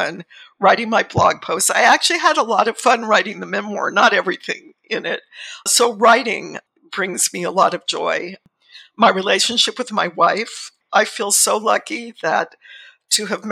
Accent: Southern California, United States; now in Sonoma County, United States; I was born and lived my early years in Southern California

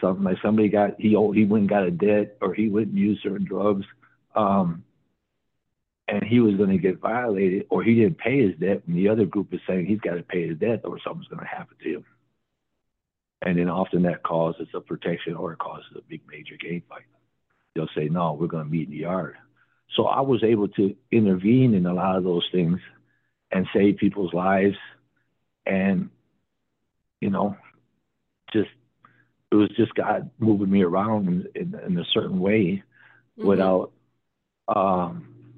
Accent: Wisconsin, United States; I'm from Wisconsin

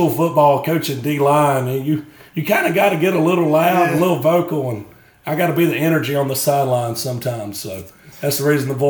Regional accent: Raleigh, Mississippi, United States; So I'm from the good side of Smith County. You know, I'm from Raleigh.

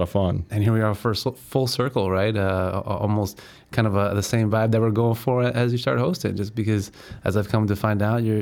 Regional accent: Chicago, Illinois, United States; also born or lived in Glenview; Uh, you know, Northside, born and raised in Chicago, but uh, more so high school uh, in Glenview.

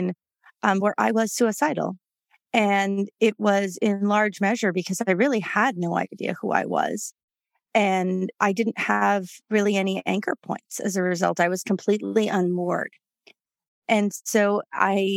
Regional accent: New York City, New York, United States; moved away as an adult; also born or lived in Houston, Texas; So I grew up in New York City. I grew up on the Upper West Side of Manhattan

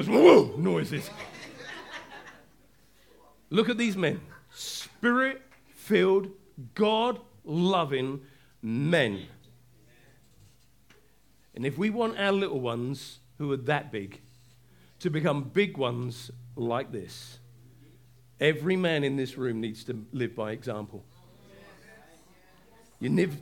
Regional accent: England, United Kingdom; I'm quiet as an Englishman. I am. I'm really introvert as an Englishman

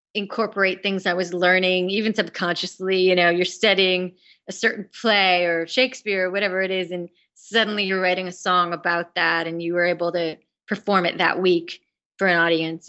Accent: New York, United States; being a New Yorker

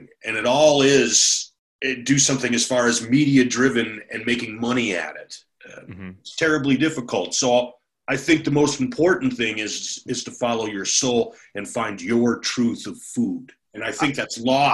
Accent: Minnesota, United States; also born or lived in California; now in Jackson, United States; being a Minnesotan

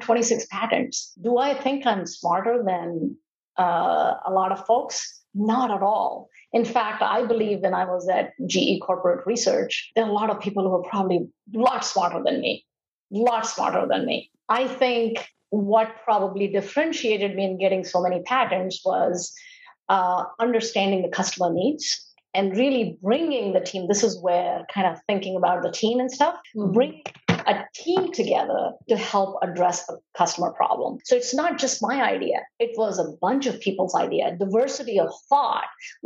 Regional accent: India; moved away as an adult; now in United States; during the time I was growing up in India

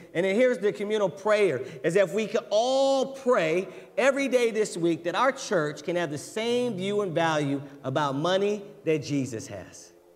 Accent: United States; as an American

